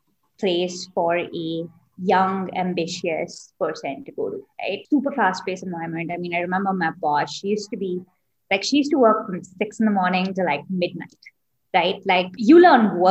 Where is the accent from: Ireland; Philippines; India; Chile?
India; moved away as an adult; also born or lived in Singapore; I grew up in India, didn't have a hometown because my dad used to have a transferable job. So lived in a bunch of different cities growing up.